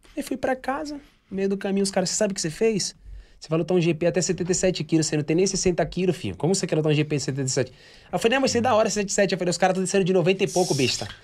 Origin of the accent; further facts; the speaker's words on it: Guarujá, São Paulo, Brazil; sou de Vicente Carvalho